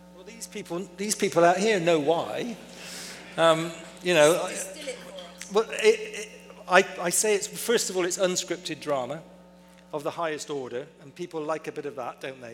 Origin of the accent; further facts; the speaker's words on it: Bristol, South West England, United Kingdom; I was born and raised, fortunately, in a small town called Bristol in England